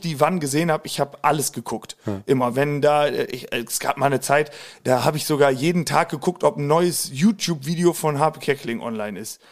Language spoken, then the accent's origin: German; Hagen am Teutoburger Wald, Lower Saxony, Germany; Osnabrück komme ich her, genauer aus einem kleinen Dörfchen im Südkreis von Osnabrück. Osnabrück. Mhm. Der Ort heißt Hagen am Teutoburger Wald. Äh, da bin ich auch immer noch zu Hause.